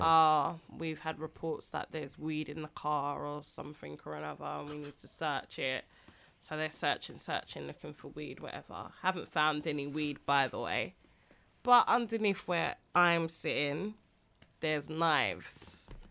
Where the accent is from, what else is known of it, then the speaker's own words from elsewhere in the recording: London, United Kingdom; I was from Greenwich.